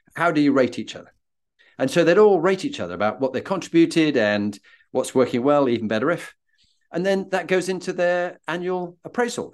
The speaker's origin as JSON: {"language": "English", "region": "Yorkshire and the Humber", "country": "United Kingdom", "said": "being a Yorkshireman"}